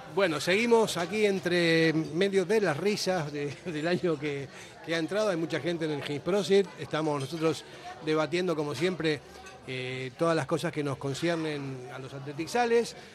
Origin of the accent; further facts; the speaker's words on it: Argentina; moved away; soy argentino y más o menos sé cómo se piensa